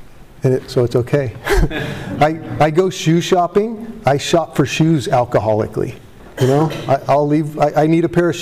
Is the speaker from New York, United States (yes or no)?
no; Tustin, California, United States; I grew up in Tustin